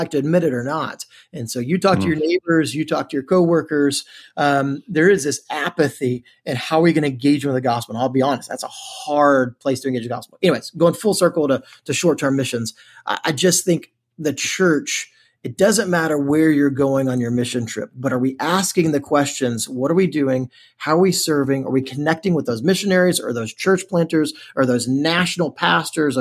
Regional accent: Texas, United States; accent: Texan; also born or lived in United Kingdom; now in College Station, United States; I do not speak the Queen's English. I speak a little bit more Texan

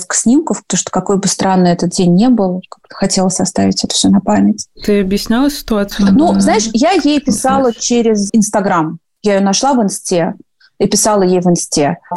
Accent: Moscow, Russia; Андрей из Питера, я из Москвы.

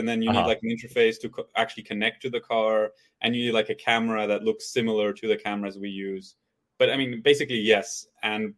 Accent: Belgium; moved away as an adult; now in United States; I'm from Belgium originally. So I went to university there

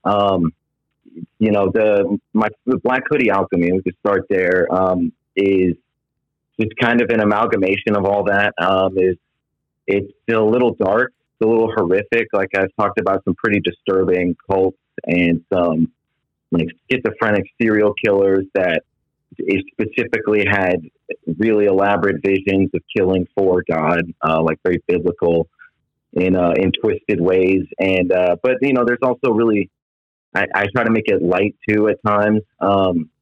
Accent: outside of Anchorage, Alaska, United States; also born or lived in Georgia / California; now in Florida, United States; I was born in Georgia, raised outside of Anchorage, Alaska, so I'm used to extremes, and I'm here in Florida now.

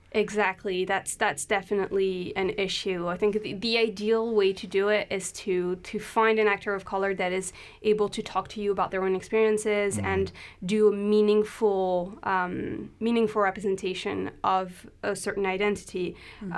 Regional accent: France; English is a second language; moved away as an adult; also born or lived in London, United Kingdom; now in Aberdeen, United Kingdom; I'm French. uh, but I came to the UK when I was 18

